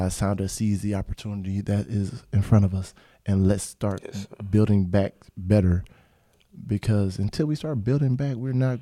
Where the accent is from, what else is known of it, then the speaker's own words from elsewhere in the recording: Pensacola, Florida, United States; also born or lived in Canton; I'm from Canton, but from Pensacola, Florida